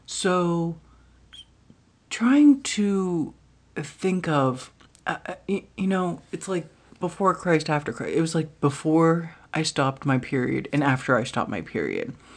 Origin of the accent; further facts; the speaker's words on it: United States; I did not grow up in Norway. I grew up in America